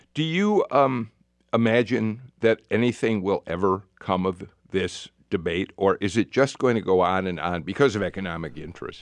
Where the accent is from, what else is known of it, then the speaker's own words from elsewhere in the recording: Chicago, Illinois, United States; now in Atlanta, United States; I grew up in Chicago